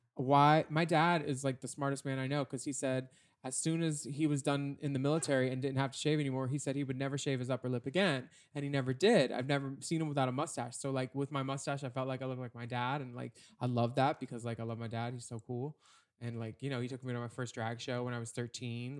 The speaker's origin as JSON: {"language": "English", "region": "Pennsylvania", "country": "United States", "said": "we're both from Pennsylvania"}